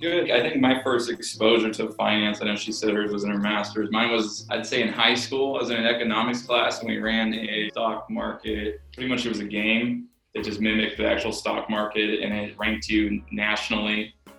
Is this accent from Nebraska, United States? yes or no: no; Sacramento, California, United States; born and raised in Sacramento